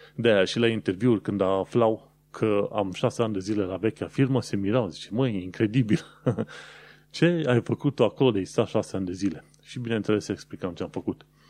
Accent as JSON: {"language": "Romanian", "country": "Romania", "moved": "as an adult", "lives_now": "London, United Kingdom", "said": "oameni care venim din România"}